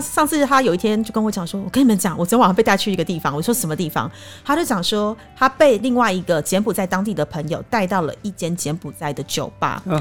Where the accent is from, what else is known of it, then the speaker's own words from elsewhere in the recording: Taiwan; 以我们台湾人讲